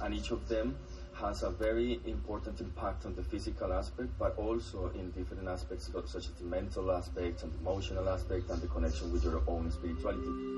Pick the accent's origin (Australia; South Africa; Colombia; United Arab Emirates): Colombia; northern Colombia; I am from Colombia, from the north of Colombia